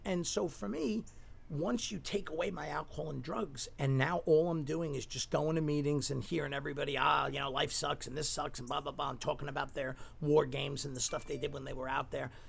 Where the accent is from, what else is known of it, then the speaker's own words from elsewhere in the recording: New York City, New York, United States; when I grew up in Staten Island